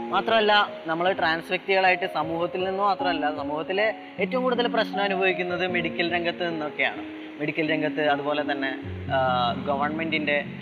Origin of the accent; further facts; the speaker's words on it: Thrissur, Kerala, India; also born or lived in Malappuram; എന്റെ നാട് തൃശ്ശൂരാണ് ഞാൻ ജനിച്ചതും വളർന്നതൊക്കെ തൃശ്ശൂരാണ്